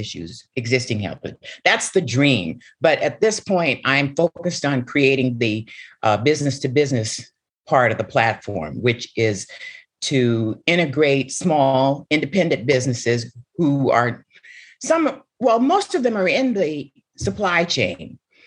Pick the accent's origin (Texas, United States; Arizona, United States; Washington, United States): Washington, United States; Seattle; the house that I grew up in Seattle, Washington, you know, my family migrated from Pine Bluff, Arkansas. I was born in Seattle, Washington